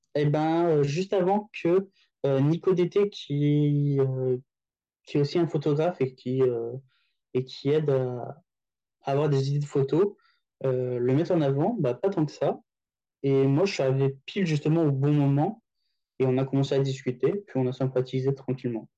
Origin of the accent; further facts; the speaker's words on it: France; moved away as an adult; also born or lived in Paris; now in Tokyo, Japan; notre culture française